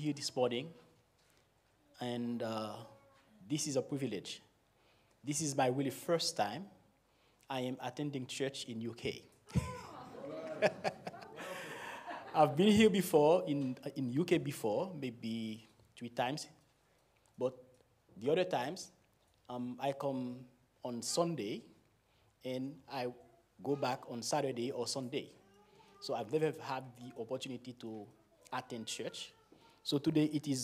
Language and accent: English; Haiti; accent: Caribbean; first language Haitian Creole; English is a second language; I was born in Haiti. I grew up there. I've never been in other countries for long